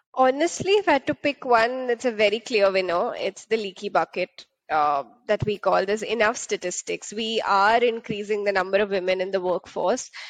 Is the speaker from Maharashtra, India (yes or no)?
yes; Mumbai, Maharashtra, India; moved away; I grew up in uh, in Bombay, uh, which is the bubble of India.